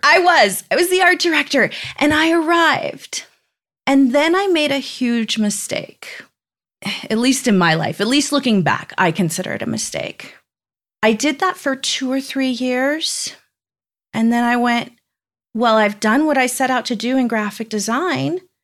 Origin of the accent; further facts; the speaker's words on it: Southern California, United States; I grew up in Southern California